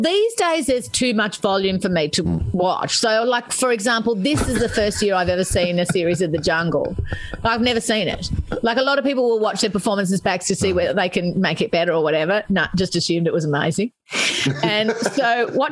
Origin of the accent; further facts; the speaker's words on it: Australia; moved away as an adult; now in United Kingdom; I'm Australian